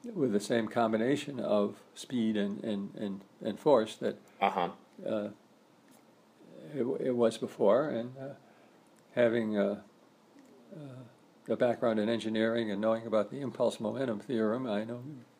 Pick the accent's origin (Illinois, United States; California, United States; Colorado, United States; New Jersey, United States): Colorado, United States; also born or lived in Tucson, Arizona; when Carolyn and I moved away from Tucson back to our home state of Colorado